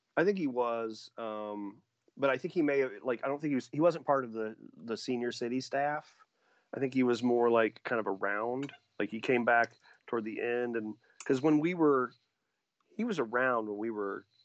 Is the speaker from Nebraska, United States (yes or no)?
no; Indiana, United States; also born or lived in Logansport, Indiana; the towns I grew up in in Indiana